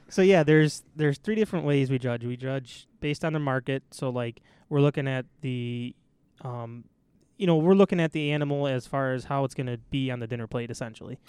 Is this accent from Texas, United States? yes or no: no; East Aurora, New York, United States; I grew up in East Aurora